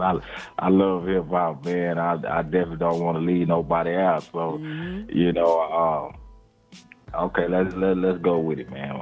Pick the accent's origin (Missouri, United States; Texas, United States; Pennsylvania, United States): Texas, United States; Temple; my hometown, Temple, Texas